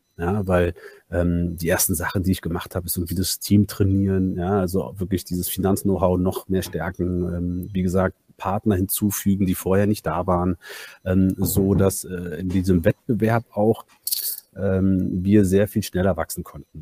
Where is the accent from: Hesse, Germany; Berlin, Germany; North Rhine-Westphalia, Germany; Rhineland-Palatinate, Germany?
Berlin, Germany; also born or lived in Hamburg; bin gebürtiger Berliner und eigentlich Banker